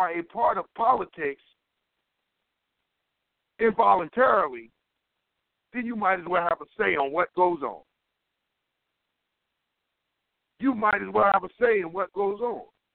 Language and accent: English; Cleveland, Ohio, United States; moved away; I came from Cleveland.